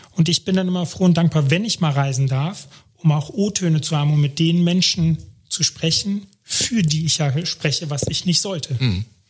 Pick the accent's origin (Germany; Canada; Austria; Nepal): Germany; ich bin Deutscher in Deutschland